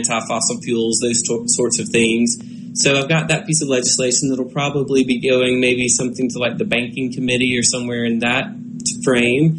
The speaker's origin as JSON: {"language": "English", "region": "Mississippi", "country": "United States", "tie": "born or raised there", "said": "here in my home state"}